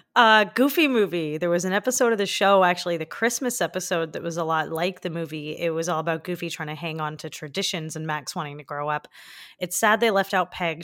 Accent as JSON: {"language": "English", "country": "Canada", "tie": "born or raised there", "said": "Since I'm from Canada, growing up, we, we honestly didn't learn much about our First Nations people"}